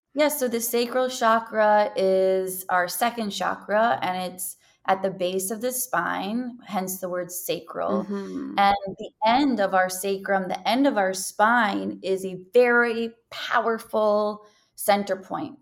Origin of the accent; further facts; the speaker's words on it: New York City, New York, United States; I was born in Greenwich Hospital, New York City. I was raised in the Bronx.